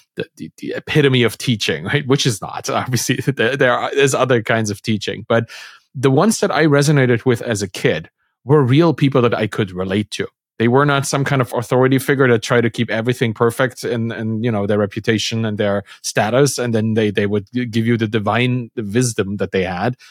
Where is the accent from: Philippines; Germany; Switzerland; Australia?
Germany; East Germany; I come from, like, a East German kinda cultural